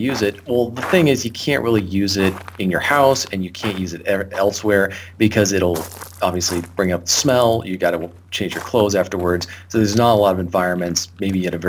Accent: the Cascades, Pacific Northwest, United States; growing up in the Cascades, living in the Cascades

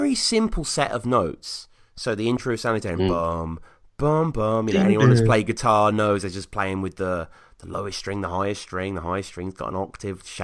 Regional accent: United Kingdom; I'm a Brit

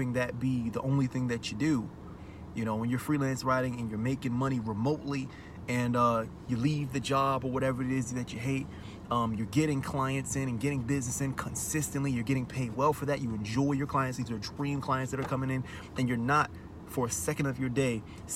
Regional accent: Maryland, United States; moved away; I'm from Maryland. And I was living there at the time

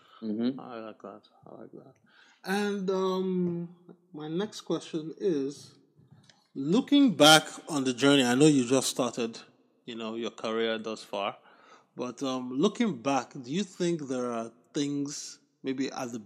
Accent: Nigeria; moved away as an adult; also born or lived in United States; growing up in Nigeria, I always had access to a library. When I came to college in the US

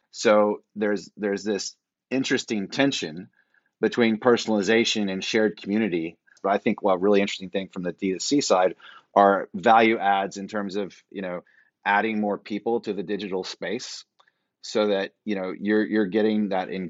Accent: Fort Worth, Texas, United States; my hometown of Fort Worth, Texas

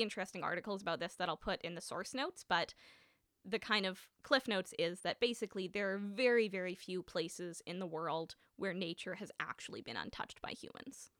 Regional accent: Winnipeg, Manitoba, Canada; I grew up in Winnipeg

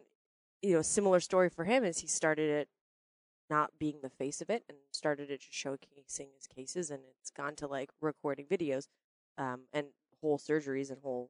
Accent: Canada; maybe I'm Canadian

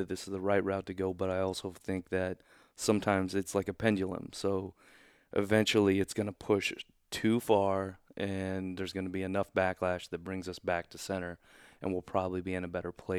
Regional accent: Oklahoma, United States; born there; also born or lived in Kansas City; When we moved to Kansas City, I was born in Oklahoma.

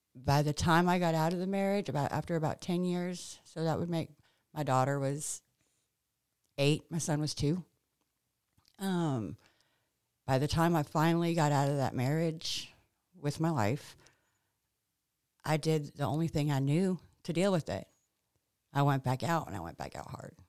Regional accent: California, United States; also born or lived in New Orleans, Louisiana / Hollywood; now in Mississippi, United States; we moved to California when I was six years old

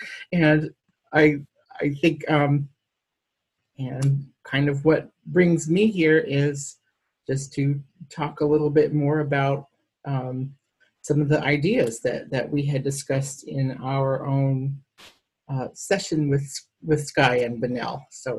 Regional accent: Homer, Alaska, United States; I am from Bunnellchik. I was born in Homer, so this is all like my little hometown. I'm a part of the Bunnellchik tribe, which is a Dena'ina origin tribe, and I wouldn't consider myself to be a person of color

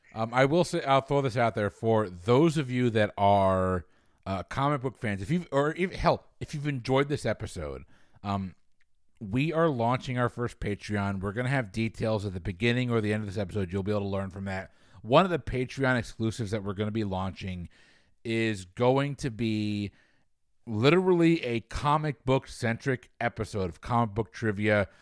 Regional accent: New England, United States; I'm from New England

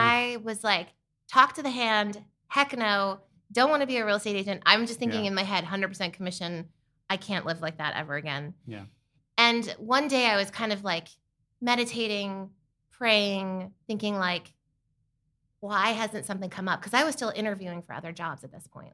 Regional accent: Bethlehem, Pennsylvania, United States; moved away as an adult; also born or lived in Malibu, California; Originally, I'm from Bethlehem, Pennsylvania

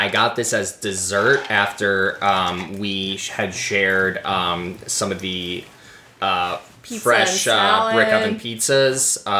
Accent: New York, United States; I'm fairly discerning as a New Yorker about cannolis.

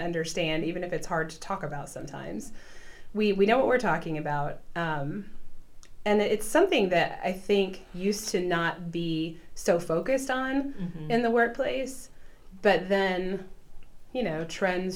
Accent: southern Illinois, United States; I'm from the southern part of Illinois

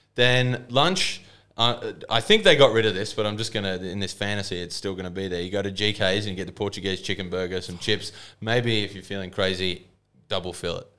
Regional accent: Engadine, New South Wales, Australia; born or raised there

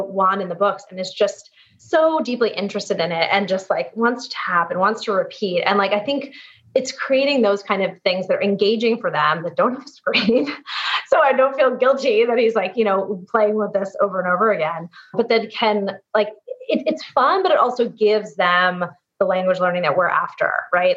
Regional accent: East Coast, United States; now in San Francisco, United States; I was growing up on the East Coast, but i have been transplant and now out here in San Francisco

